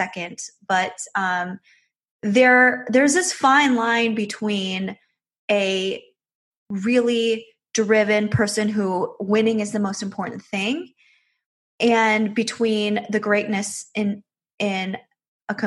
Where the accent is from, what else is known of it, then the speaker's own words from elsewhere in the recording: Michigan, United States; moved away as an adult; now in Las Vegas, United States; I grew up in Michigan